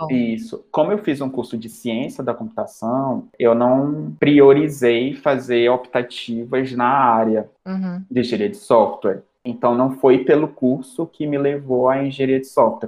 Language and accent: Portuguese; Manaus, Amazonas, Brazil; moved away as an adult; now in Mato Grosso do Sul, Brazil; eu sou amazonense, manauara, com orgulho. É, vim do norte para cá. Sou nortista